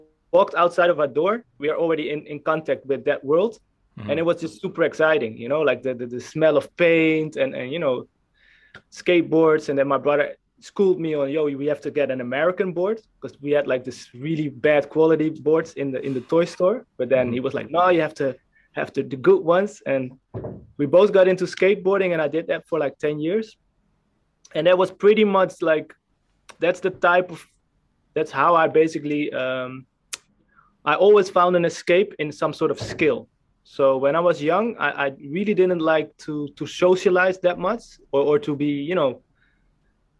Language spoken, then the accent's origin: English; Amstelveen, North Holland, Netherlands; in the neighborhood we lived, I'm from Amstelveen, which is close to Amsterdam, Amsterdam